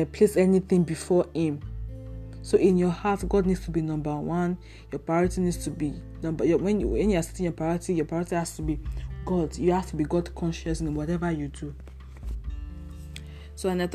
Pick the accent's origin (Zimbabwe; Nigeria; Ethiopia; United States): Nigeria; I'm a Nigerian, and I live in Nigeria